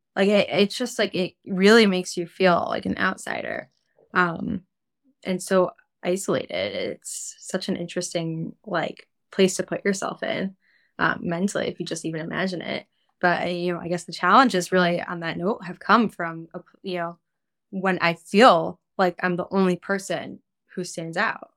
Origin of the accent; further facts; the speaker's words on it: Cleveland, Ohio, United States; now in New York, United States; I grew up in Cleveland, Ohio